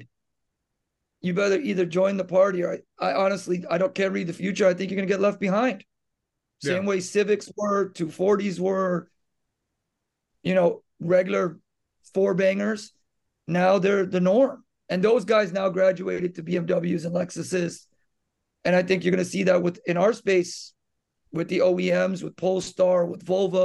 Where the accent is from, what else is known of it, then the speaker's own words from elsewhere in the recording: Miami, Florida, United States; now in Orange County, United States; I grew up in Miami